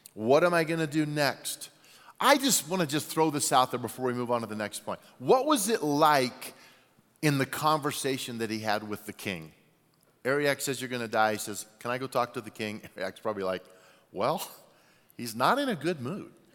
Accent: Albuquerque, New Mexico, United States; moved away; I was born in Albuquerque, New Mexico

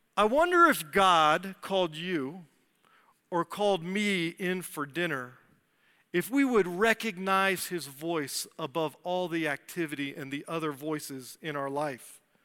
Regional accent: D.C., Virginia, United States; moved away as an adult; I grew up outside of Washington, D C, and Virginia

